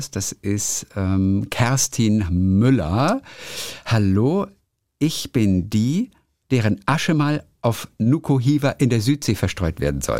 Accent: Tajikistan; born there; So kunterbunt bin ich auch. Halb deutsch, halb russisch, mit einem ukrainischen Nachnamen, aber gebürtig aus Tadschikistan, Zentralasien.

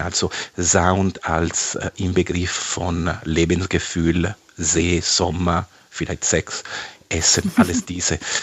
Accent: Italy; German is a second language; now in Germany; ich schätze als Italiener

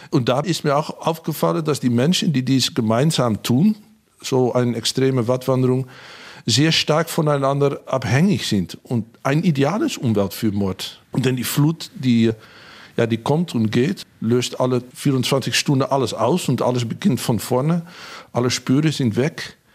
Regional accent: Hengelo, Overijssel, Netherlands; Ich bin an der Grenze aufgewachsen, in Hengelo, in Bukelow, nähe zu Gronau und Bad Bentheim. Zumindest war das eine harte Staatsgrenze, als ich jung war.

